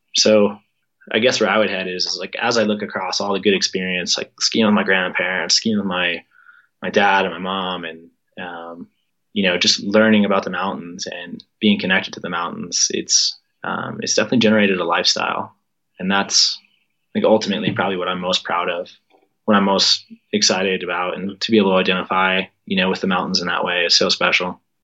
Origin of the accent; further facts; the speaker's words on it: Colorado, United States; growing up in Colorado